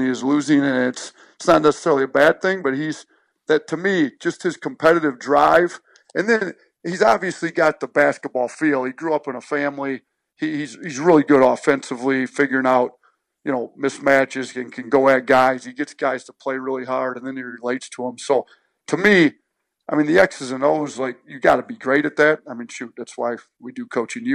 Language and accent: English; Wisconsin, United States; moved away as an adult; also born or lived in Romulus, Michigan; I grew up in Wisconsin